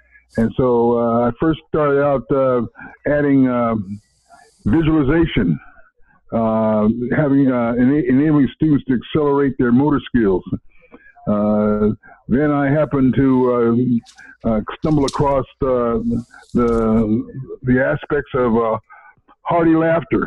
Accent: San Diego, California, United States; I was born and raised in San Diego

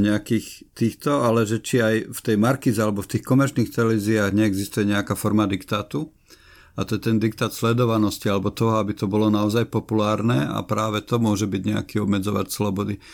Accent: Nová Dubnica, Trenčín Region, Slovakia; keď som vyrastal v Novej Dubnici v paneláku na 7. poschodí

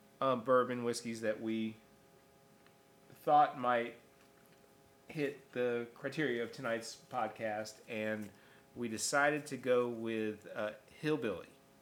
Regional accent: Albany, New York, United States; Except I was born in Albany, New York.

